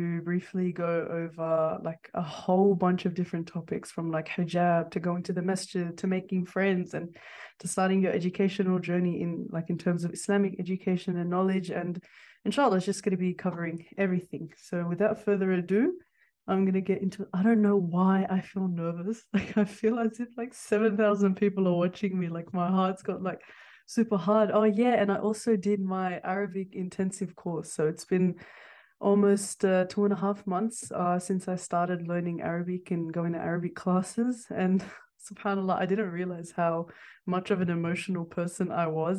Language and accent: English; Sydney, New South Wales, Australia; born or raised there; also born or lived in Kurdistan